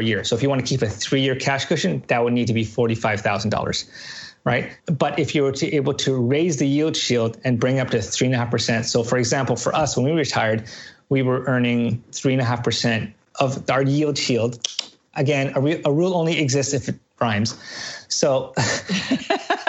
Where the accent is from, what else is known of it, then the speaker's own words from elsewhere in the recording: Canada; But I'm Canadian.